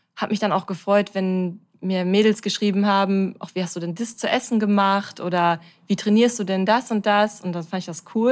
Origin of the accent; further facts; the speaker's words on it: Bochum, North Rhine-Westphalia, Germany; Ich bin 32 Jahre alt und komme aus Bochum